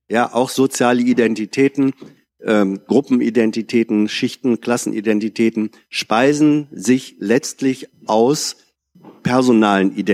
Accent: Hanover, Lower Saxony, Germany; in Niedersachsen bin ich bin ich ein Hannoveraner, äh, in Deutschland bin ich ein Norddeutscher oder wegen mir ein Niedersachse. In der Frage äh, äh, Ost-West jetzt politisch wie geografisch bin ich einer mit einer Westherkunft.

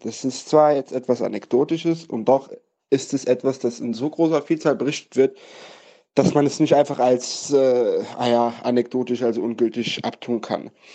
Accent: Saarbrücken, Saarland, Germany; now in Mainz, Germany; Ich beispielsweise bin in Deutschland groß geworden, in Saarbrücken, in Saarbrücken aufgewachsen und dann nach Mainz gezogen

